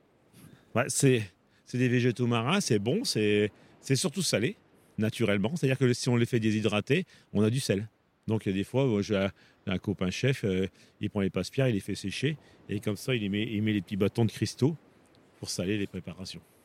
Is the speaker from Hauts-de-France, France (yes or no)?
yes; Arras, Hauts-de-France, France; je suis une native d'Arras